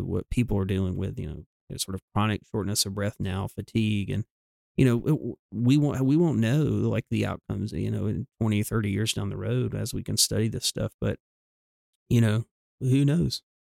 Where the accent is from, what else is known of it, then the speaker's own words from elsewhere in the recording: the South, United States; we grew up in the South